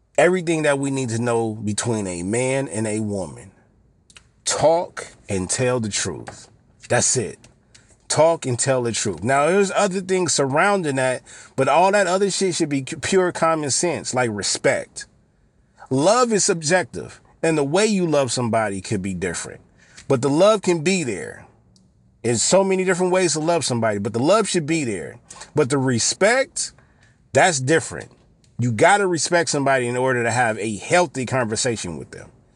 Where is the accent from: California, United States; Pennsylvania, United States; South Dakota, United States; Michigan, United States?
California, United States; Los Angeles; I was born on the west side, raised on the east side, and, and went back and forth from time, from certain time periods, but the bulk of my, the bulk of my life was on the east side of L A.